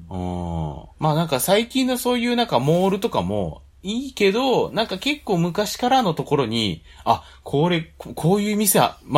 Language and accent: Japanese; Sayama, Saitama, Japan; born there; 生まれは狭山市なんですけど